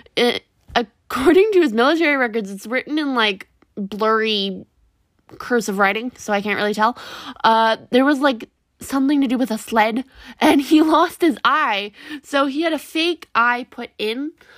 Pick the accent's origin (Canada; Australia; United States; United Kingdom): Canada; Kentville, Nova Scotia; I was born in Kentville, Nova Scotia